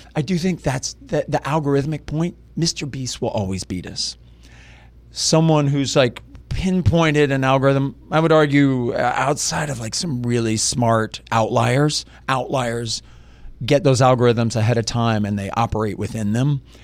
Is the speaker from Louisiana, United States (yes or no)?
yes; Lafayette, Louisiana, United States; I grew up in Lafayette, Louisiana